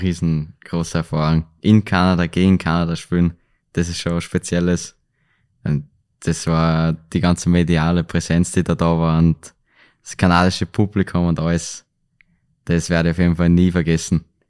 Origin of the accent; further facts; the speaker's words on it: Linz, Upper Austria, Austria; Linz bleibt halt meine Heimatstadt